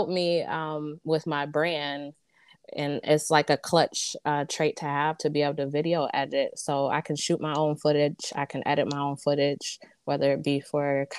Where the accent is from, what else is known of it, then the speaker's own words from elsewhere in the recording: Detroit, Michigan, United States; So I'm a Motown baby. I'm from Detroit.